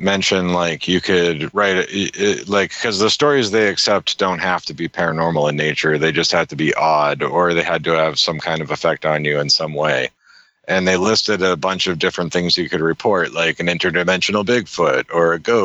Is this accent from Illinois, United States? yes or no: no; Worcester, Massachusetts, United States; I was at work one day in Worcester